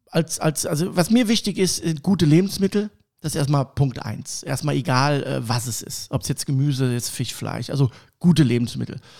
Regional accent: Cologne, North Rhine-Westphalia, Germany; accent: Kölsch; äh, komme gebürtig aus Köln. Ich hoffe, dass man das nicht an meiner Stimme äh, so hört. Ich habe immer noch so einen leichten Kölsch-Slang ne, ab und zu.

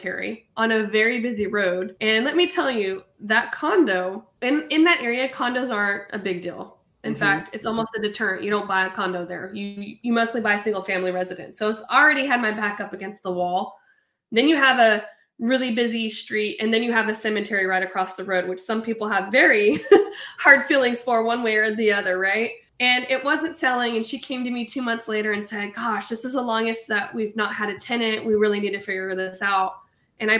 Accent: Hanford, California, United States; moved away as an adult; also born or lived in Fresno, California; now in Raleigh, United States; I was actually raised in a small little farm town called Hanford, which is about 45 minutes south of Fresno

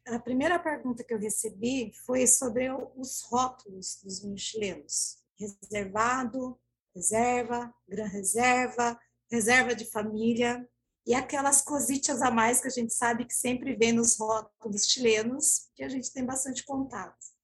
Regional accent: Ibiúna, São Paulo, Brazil; Eu sou de Ibiúna, aqui do interior de São Paulo, ao lado de São Roque

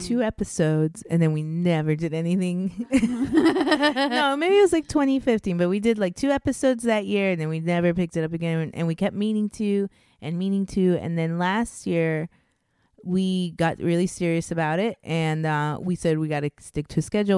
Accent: Anaheim, California, United States; also born or lived in Orange, California / Miami / Victorville, California / Homeland, California; I was born in Orange, California, and then I grew up until I was 12 in Anaheim, California. So I'm an Orange County girl at heart

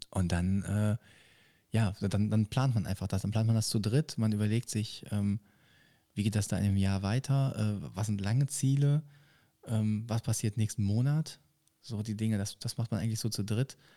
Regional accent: Düsseldorf, North Rhine-Westphalia, Germany; ich sage auch vorher, dass ich jetzt über meine Heimatstadt singe. Ähm, ich komme nicht von so weit weg, sondern nur aus Düsseldorf, aber ähm, auch die Zahlen, die wundervollste Stadt am Rhein.

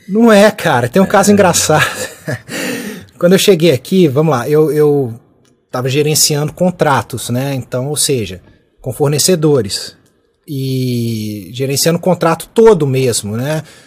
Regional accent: Brazil; moved away as an adult; now in United Kingdom; a gente brasileiro

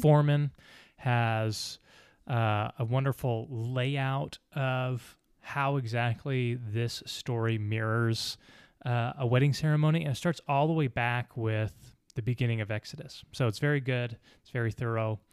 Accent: United States; we're Americans

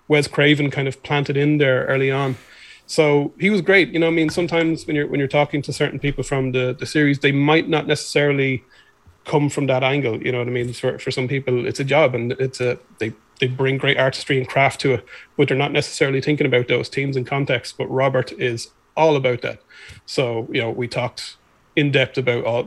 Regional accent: Ireland; I'm a writer from Ireland, film historian.

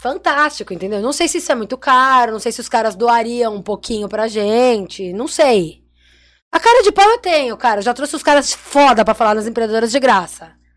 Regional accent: Santos, São Paulo, Brazil; Nós nascemos como empreendedoras 013, porque nós somos de Santos

